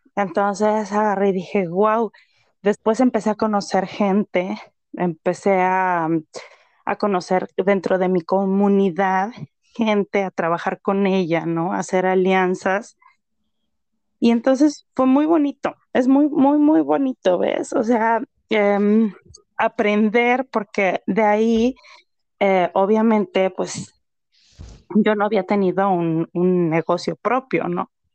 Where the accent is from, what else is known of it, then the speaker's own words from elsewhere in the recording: Mexico; now in Canada; como mexicana viviendo en el extranjero